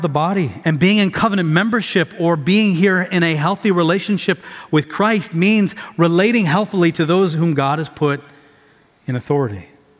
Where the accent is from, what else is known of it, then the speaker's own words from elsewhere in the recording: Tanzania; I'm a missionary kid. I grew up overseas in Tanzania, East Africa.